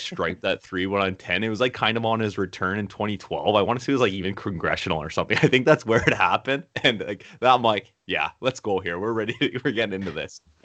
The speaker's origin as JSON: {"language": "English", "country": "Canada", "said": "we're from Canada"}